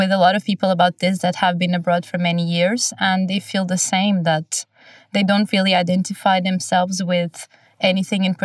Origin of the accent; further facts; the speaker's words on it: Portugal; also born or lived in Oxford / Glasgow; now in Oslo, Norway; I'm originally from Portugal, and then I moved to Oxford